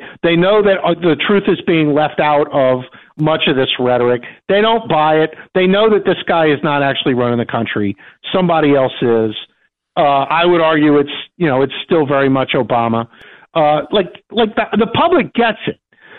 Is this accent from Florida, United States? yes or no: no; Louisiana, United States; I come from Louisiana.